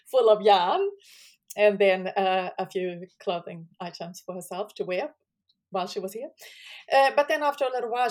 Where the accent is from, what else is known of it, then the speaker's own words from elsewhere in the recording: Sweden; moved away as an adult; now in New Zealand; I actually still live in Sweden, because I'm from Sweden